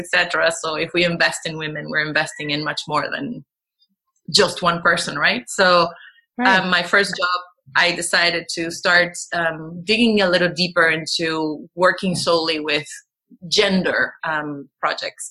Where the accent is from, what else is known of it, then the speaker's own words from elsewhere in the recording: Venezuela; moved away as an adult; also born or lived in United States / Washington, D.C.; now in Netherlands; I grew up in Venezuela. So I moved when I was 5 years old. I went back I lived there for until I was 20.